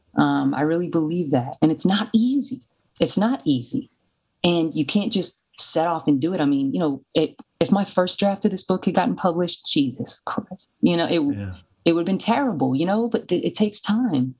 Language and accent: English; Louisville, Kentucky, United States; moved away as an adult; my hometown in Louisville.